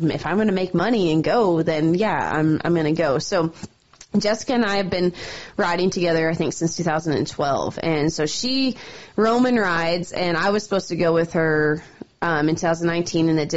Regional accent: Calgary, Alberta, Canada; moved away as an adult; now in Helena, United States; That's where I grew up. That was my hometown rodeo.

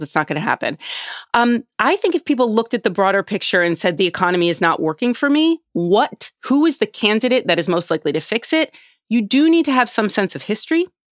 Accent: United States; as an American

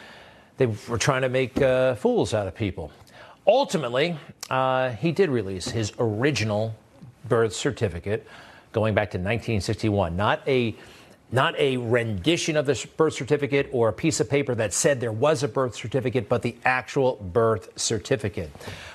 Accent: Montana, United States; You're from Africa. Great. I'm from Montana. She's from Japan.

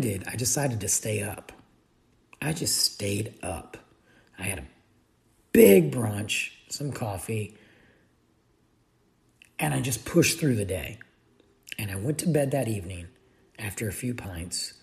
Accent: United States; I'm the American in Jameson, and or the American in Ireland

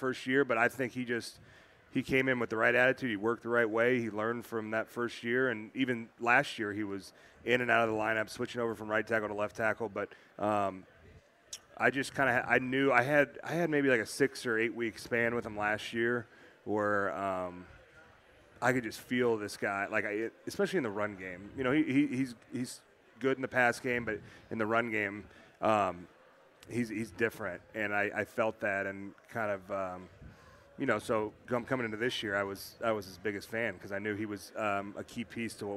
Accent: Indiana, United States; moved away; I'm from Indiana, so 4th of July is at the lake

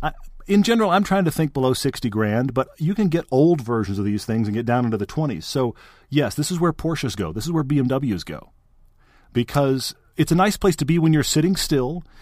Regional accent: Texas, United States; I grew up in Texas

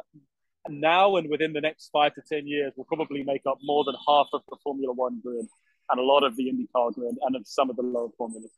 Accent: United Kingdom; moved away as an adult; also born or lived in Durham; now in United States; I grew up in the United Kingdom my whole life, effectively.

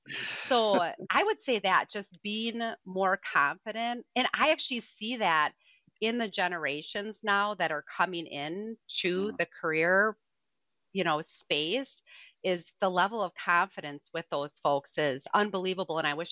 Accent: Madison, Wisconsin, United States; now in Michigan, United States; I'm about 40 miles from northern Michigan, but I'm from Madison originally, so from southern Wisconsin, and I think I'm one of those people that like picks up accents wherever I go.

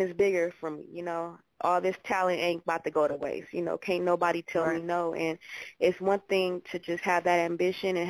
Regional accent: Los Angeles, California, United States; I'm born and raised. I'm from L.A. I reside in Hollywood, California

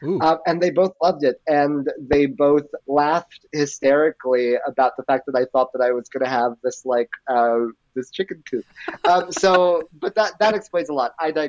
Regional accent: New York City, New York, United States; I grew up in the Bronx

